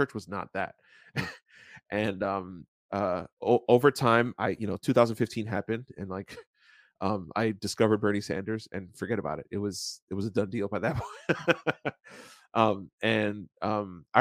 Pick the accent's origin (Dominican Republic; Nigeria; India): Dominican Republic; I was born in Dominican